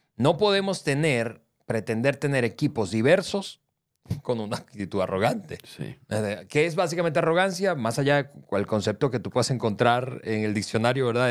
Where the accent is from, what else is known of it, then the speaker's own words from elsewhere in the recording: Venezuela; now in Mexico; yo soy venezolano, yo soy del Caribe